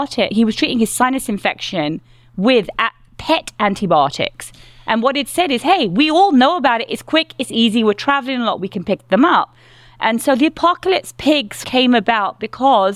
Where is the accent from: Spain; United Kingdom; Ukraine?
United Kingdom; London; I'm from London